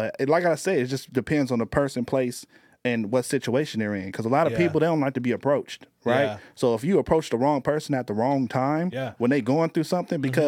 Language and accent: English; Long Beach, California, United States; We are from Long Beach, California